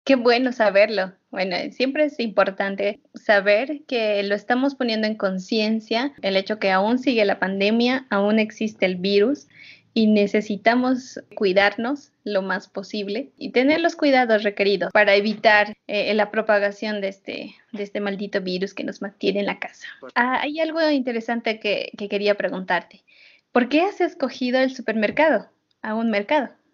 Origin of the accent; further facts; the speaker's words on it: Bolivia; los bolivianos, como personas que todavía no, hemos han salido del confort de estar en Bolivia